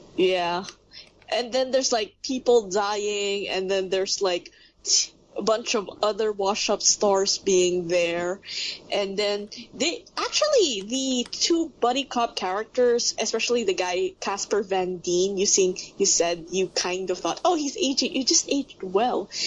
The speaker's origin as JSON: {"language": "English", "country": "Philippines", "said": "I'm actually from the Philippines"}